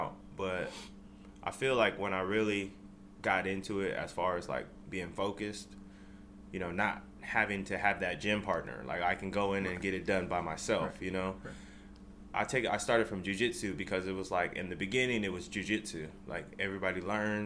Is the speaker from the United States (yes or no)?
yes; Oxnard, California, United States; now in Bakersfield, United States; I'm originally from Oxnard, California, but I live up here in Bakersfield, California